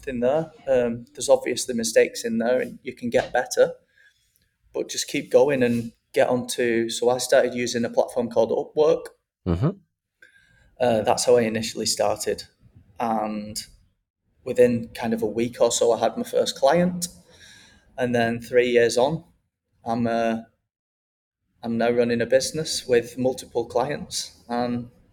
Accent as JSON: {"language": "English", "town": "Wigan", "region": "North West England", "country": "United Kingdom", "tie": "born or raised there", "also_born_or_lived": "Manchester / London / Australia", "moved": "as an adult", "lives_now": "Mexico", "said": "my hometown Wigan"}